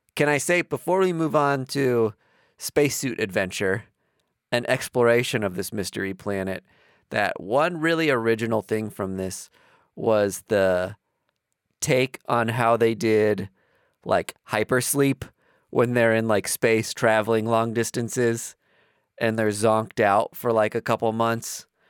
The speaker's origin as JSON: {"language": "English", "region": "East Coast", "country": "United States", "said": "we're from the East Coast"}